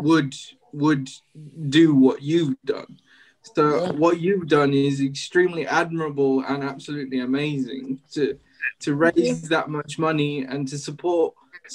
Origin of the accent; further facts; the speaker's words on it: South Africa; moved away; I was born in South Africa and that's what we were brought up on